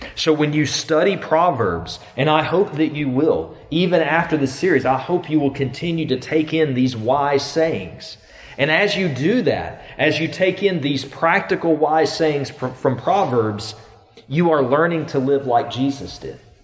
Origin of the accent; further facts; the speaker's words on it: the South, United States; many of us growing up in the South, we've always lived with the knowledge of God's love